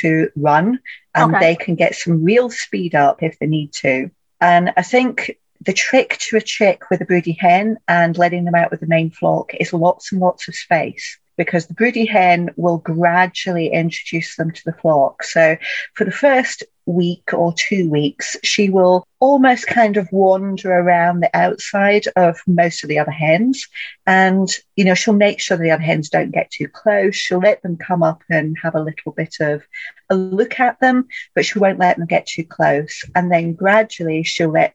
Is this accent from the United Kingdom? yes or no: yes; Scotland, United Kingdom; I grew up in Scotland as well